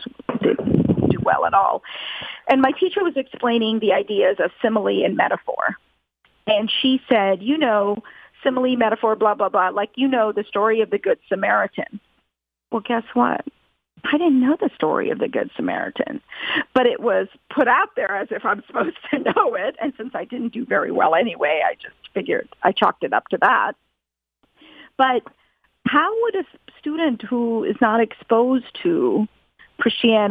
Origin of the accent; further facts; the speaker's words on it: Atlanta, Georgia, United States; an Indian American Hindu growing up in Atlanta, Georgia